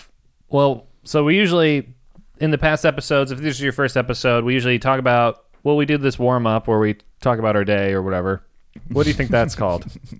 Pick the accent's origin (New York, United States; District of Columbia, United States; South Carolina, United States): District of Columbia, United States; Washington; growing up in Washington, D.C., the rap station had a DJ or whatever, the person that played the songs.